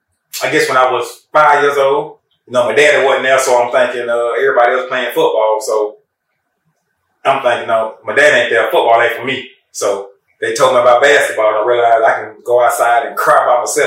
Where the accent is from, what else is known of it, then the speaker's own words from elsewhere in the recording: Marietta, Georgia, United States; also born or lived in Kennesaw; I'm from Marietta. Born and raised.